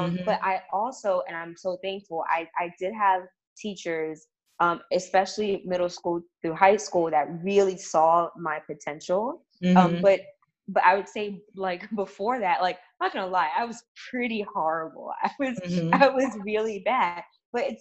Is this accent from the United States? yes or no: yes; New York City, New York, United States; I'm from Harlem